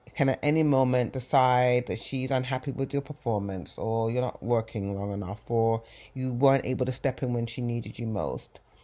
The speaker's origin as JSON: {"language": "English", "region": "England", "country": "United Kingdom", "tie": "born or raised there", "moved": "yes", "lives_now": "United States", "said": "growing up in England"}